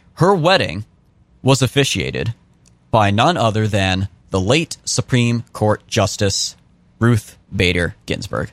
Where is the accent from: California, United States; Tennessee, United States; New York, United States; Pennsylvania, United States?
California, United States; moved away as an adult; I'm from California. The last full year I spent in California before I moved out here was twenty eighteen